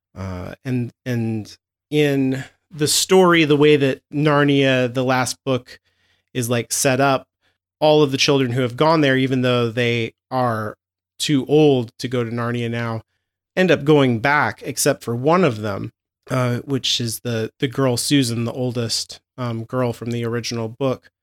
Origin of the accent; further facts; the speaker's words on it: United States; I'm too American